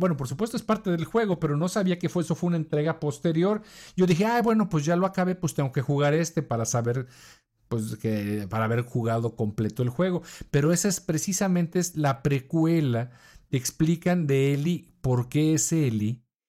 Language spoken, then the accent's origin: Spanish; Mexico; accent: Mexican